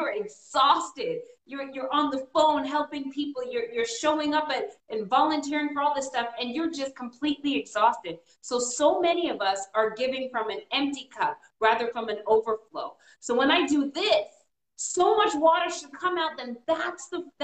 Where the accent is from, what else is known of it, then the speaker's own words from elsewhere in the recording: Canada; now in United States; I was born in Canada. My parents are from Trinidad.